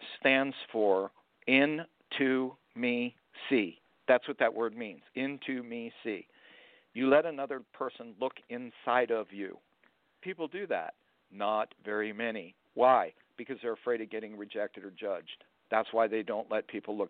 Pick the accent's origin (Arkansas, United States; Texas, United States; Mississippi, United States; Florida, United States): Florida, United States; I'm from Florida.